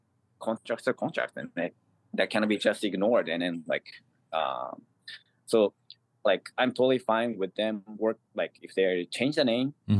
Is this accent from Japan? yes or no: yes; Japan; first language Japanese; English is a second language; now in New York City, United States; I'm from Japan, and it is my language.